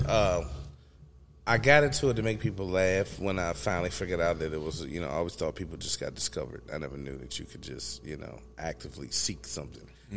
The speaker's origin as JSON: {"language": "English", "town": "Emporia", "region": "Virginia", "country": "United States", "tie": "born or raised there", "said": "I was raised in Emporia"}